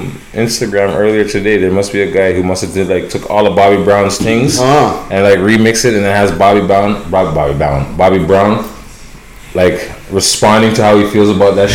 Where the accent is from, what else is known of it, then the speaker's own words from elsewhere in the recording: Toronto, Ontario, Canada; I'm from Toronto. T.O.